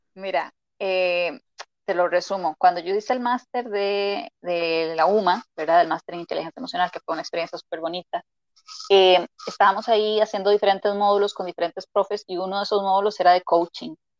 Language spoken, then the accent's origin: Spanish; Costa Rica; moved away as an adult; now in Madrid, Spain; soy de Costa Rica, por eso la R, ¿verdad? Y el acento siempre digo la gente que es bastante peculiar